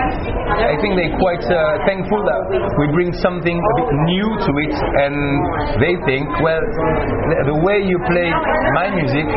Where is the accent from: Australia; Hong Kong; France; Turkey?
France; we are French and bringing our French influences to it